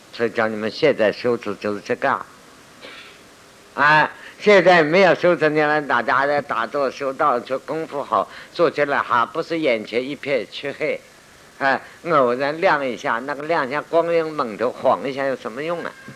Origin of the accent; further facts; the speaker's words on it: China; 我们中国人